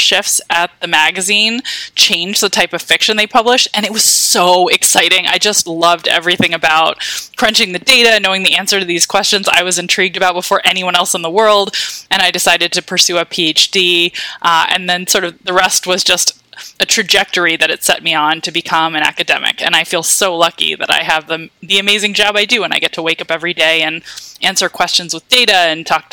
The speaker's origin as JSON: {"language": "English", "town": "Washington", "region": "District of Columbia", "country": "United States", "tie": "born or raised there", "said": "I grew up in Washington, D.C. in the suburbs"}